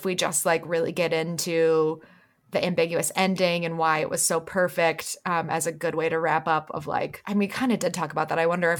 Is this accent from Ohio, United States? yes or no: yes; Kent, Ohio, United States; I grew up in Kent, Ohio